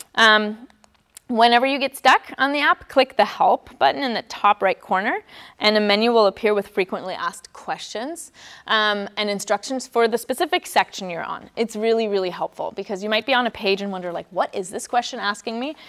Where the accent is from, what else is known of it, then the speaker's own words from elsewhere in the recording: Germany; moved away; I'm from Germany, born and raised